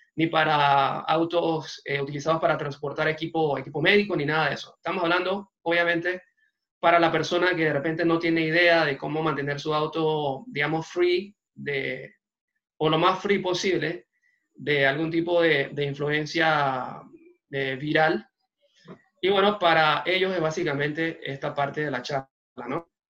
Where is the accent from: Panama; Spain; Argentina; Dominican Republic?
Panama; La Chorrera, Panamá Oeste; en buen panameño empezamos con una mano adelante y otra atrás. Hace dos años y pico, eh, salimos de Chorrera